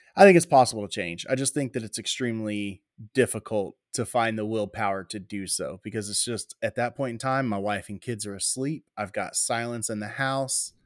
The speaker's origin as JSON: {"language": "English", "town": "Waller", "region": "Texas", "country": "United States", "tie": "born or raised there", "also_born_or_lived": "Houston, Texas", "said": "I was born in Houston, Texas, raised in Waller, Texas"}